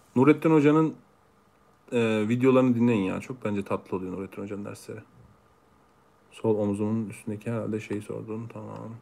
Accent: Ankara, Turkey; also born or lived in Ereğli, Konya / Meram, Konya; Ankara, doğma büyüme, Kütük, Konya, Ereğli.

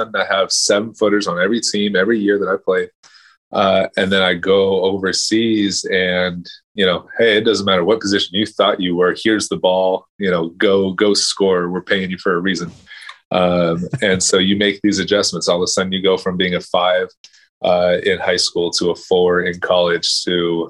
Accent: Southern California, United States; also born or lived in Canada; I grew up in Southern California

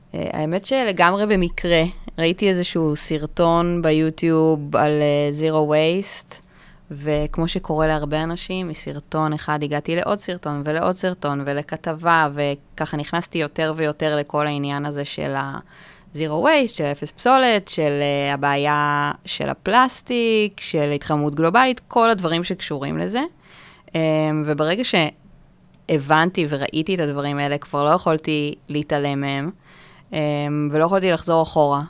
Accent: Kfar Saba, Central District, Israel; now in Tel Aviv, Israel; במקור אני מכפר סבא.

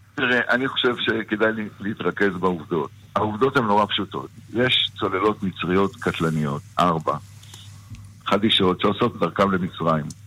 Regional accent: Northern District, Israel; אני גדלתי שם.

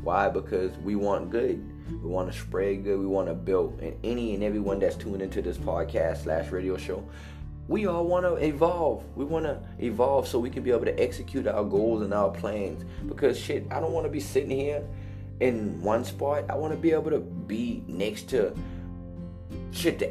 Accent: Hollywood, South Carolina, United States; I come from Hollywood, South Carolina, Highway 162, 6611, the bottom.

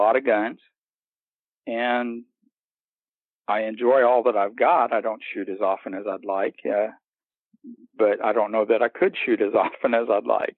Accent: Missouri, United States; moved away as an adult; also born or lived in Central Florida; now in Florida, United States; I'm in Florida now. I grew up in Missouri, and I moved here about 9 years ago.

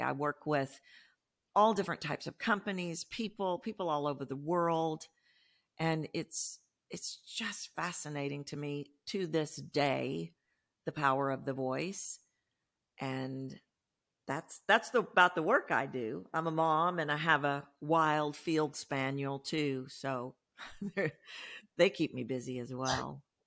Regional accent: Texas, United States; I'm from Texas. You can probably hear that in my voice

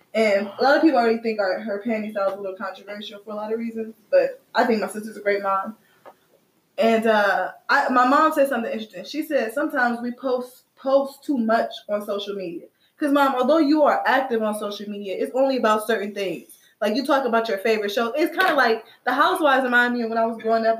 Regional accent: Midwest, United States; I'm from the Midwest.

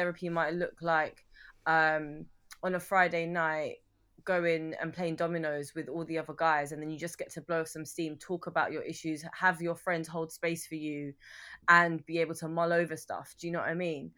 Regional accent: London, United Kingdom; growing up in North London

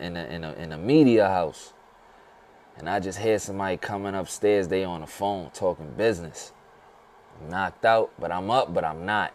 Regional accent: New York City, New York, United States; growing up in the Bronx

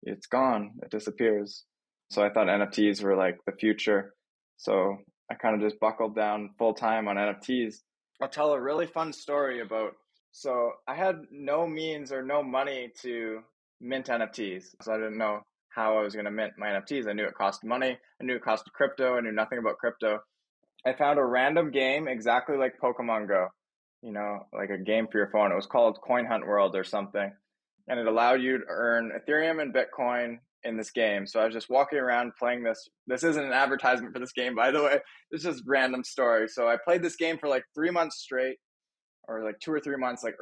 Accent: Thunder Bay, Ontario, Canada; moved away as an adult; also born or lived in Los Angeles, California / Toronto; I grew up in Thunder Bay, like a small town in Ontario, Canada.

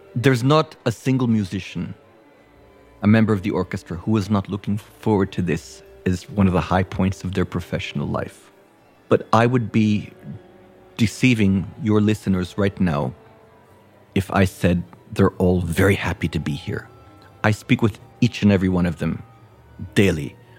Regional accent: United States; as Americans

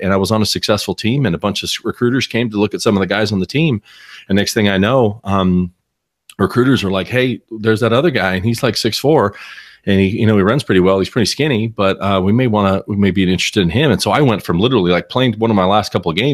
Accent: Southern California, United States; I grew up in Southern California. I was about an average of a suburban kid as you can be

